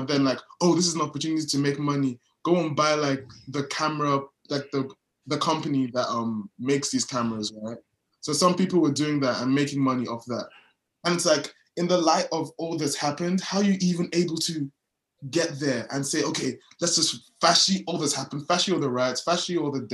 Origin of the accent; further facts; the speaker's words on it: Nigeria; I'm Nigerian.